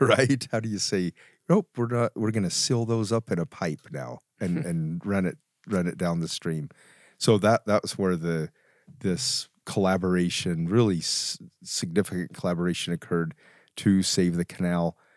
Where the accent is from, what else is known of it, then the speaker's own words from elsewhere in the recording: Vernal, Utah, United States; I grew up in Vernal